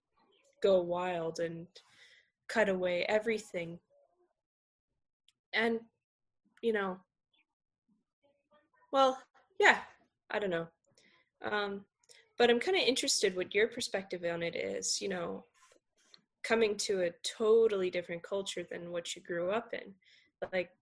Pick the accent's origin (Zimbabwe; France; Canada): Canada; I, who was born and raised in Canada